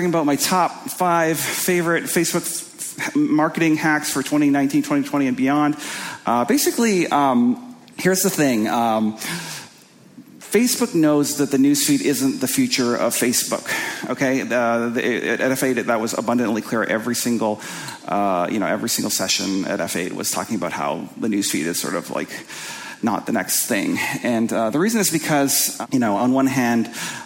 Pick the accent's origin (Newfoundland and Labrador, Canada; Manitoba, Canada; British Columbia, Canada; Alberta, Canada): Manitoba, Canada; Winnipeg; I'm from Canada, from a kind of a place called Winnipeg